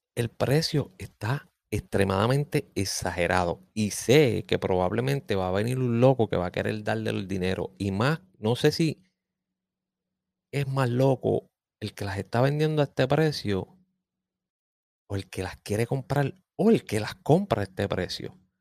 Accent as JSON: {"language": "Spanish", "country": "Puerto Rico", "said": "soy boricua"}